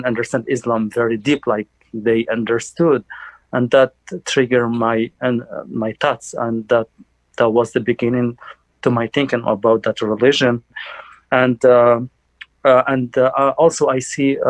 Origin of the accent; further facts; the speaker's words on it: Algeria; moved away as an adult; now in United States; I'm from Algeria, North African country. And like I came here on November 2015.